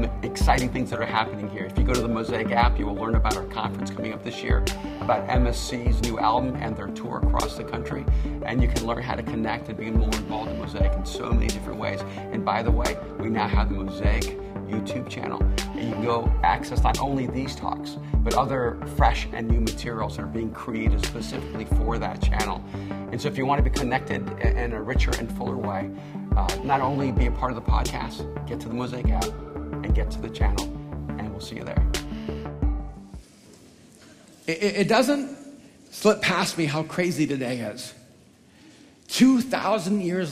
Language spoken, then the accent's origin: English; El Salvador; I'm from El Salvador, and I never knew my real father